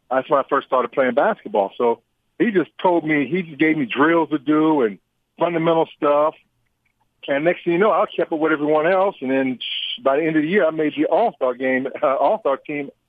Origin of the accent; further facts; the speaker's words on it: San Diego, California, United States; moved away as an adult; now in Indiana, United States; I, I was raised in San Diego, California, and a city boy